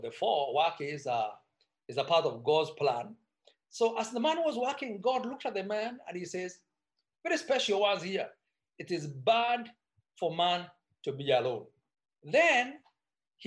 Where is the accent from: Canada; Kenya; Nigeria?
Kenya; Meru, Meru County; I come from Meru, that I can need to be specific. And our culture is very much for pro-family